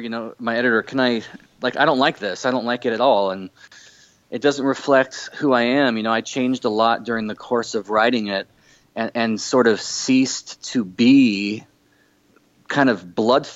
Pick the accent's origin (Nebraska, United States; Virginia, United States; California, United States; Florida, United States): California, United States; Orange County, Southern; I grew up in Southern California